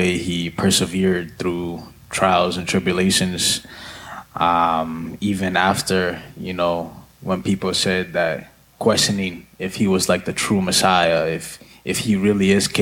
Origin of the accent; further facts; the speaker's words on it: Lowell, Massachusetts, United States; also born or lived in Nairobi, Kenya; I'm from Lowell, Massachusetts